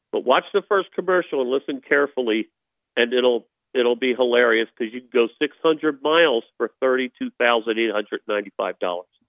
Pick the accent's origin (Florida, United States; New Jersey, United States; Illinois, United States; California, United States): New Jersey, United States; moved away; also born or lived in Philadelphia; I was born in Philadelphia, grew up in New Jersey